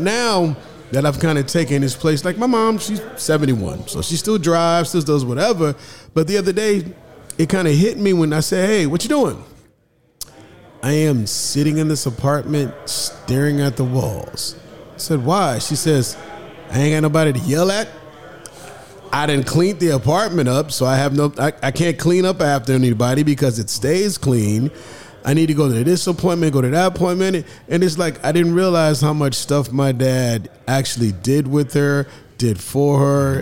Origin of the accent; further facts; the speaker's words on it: Omaha, Nebraska, United States; my hometown, Omaha